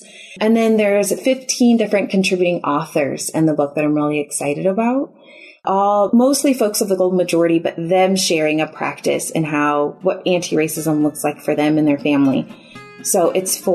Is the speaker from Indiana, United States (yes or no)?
no; Chicago, Illinois, United States; now in Houston, United States; we're originally from the Chicago area